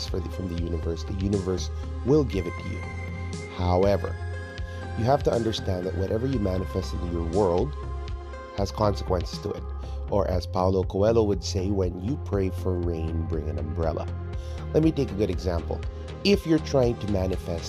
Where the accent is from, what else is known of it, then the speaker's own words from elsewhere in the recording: United States; now in Philippines; my home country is a nice place, but America is no place to struggle